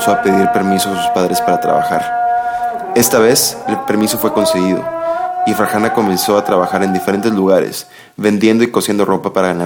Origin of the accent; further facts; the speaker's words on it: Mexico; Yo, como muchos mexicanos, por ejemplo, me había preguntado en algunas ocasiones